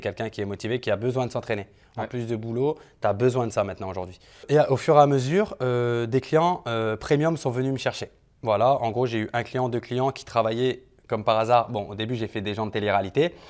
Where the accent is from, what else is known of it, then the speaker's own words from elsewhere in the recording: France; moved away as an adult; now in Dubai, United Arab Emirates; Je suis de France directement et maintenant, ben, donc je vis sur Dubaï.